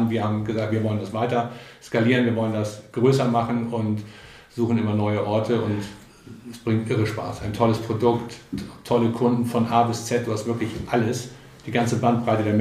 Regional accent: Buchholz in der Nordheide, Lower Saxony, Germany; also born or lived in Berlin; Ich komme ja hier aus der Gegend. Ich bin äh, 1967 mit meinen Eltern aus Berlin hierher gezogen und mein Vater war hier Zahnarzt in Buchholz in der Nordheide und hier bin ich aufgewachsen

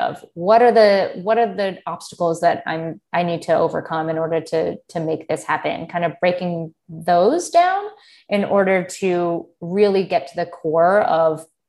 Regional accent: United States; I was born and raised in the United States. My family is Armenian

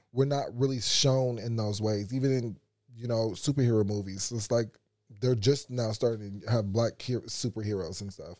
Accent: United States; being an American

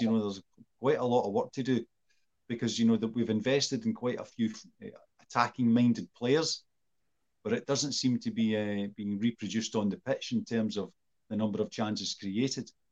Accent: Scotland, United Kingdom; me and Sean are Scottish

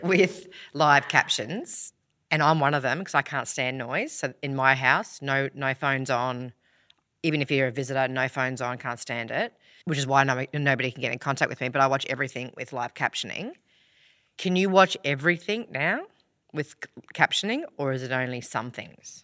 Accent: Australia; accent: Ocker; I'm so Australian.

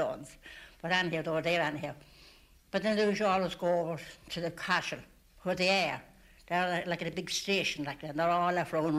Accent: Inishmurray, Connacht, Ireland; I was born and raised in Innismurry

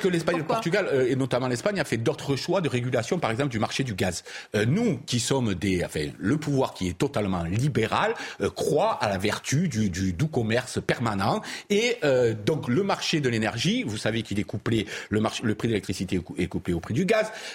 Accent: Provence-Alpes-Côte d'Azur, France; moi qui viens du sud de la province

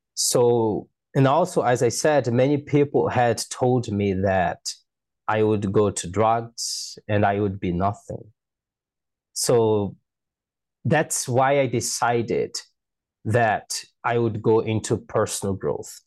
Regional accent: Manaus, Amazonas, Brazil; English is a second language; I was born in Manaus City in the mirror of the Amazon rainforest.

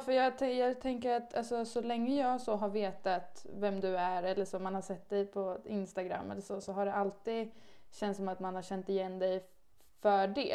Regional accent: Stockholm, Stockholm County, Sweden; jag kommer eh, från Stockholm, eh, om man inte hör det. så att jag bor egentligen och har bott hela mitt liv i Stockholm

